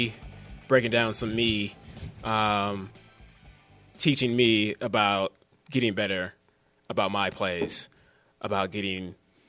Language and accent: English; Fremont, California, United States; moved away; also born or lived in Antioch, California; I'm actually from the Bay Area. Grew up in Fremont and Antioch.